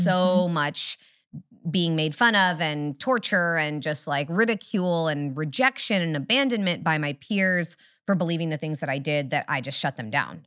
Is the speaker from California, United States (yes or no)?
yes; Humboldt County, Northern California, United States; I'm from Humboldt, slightly farther north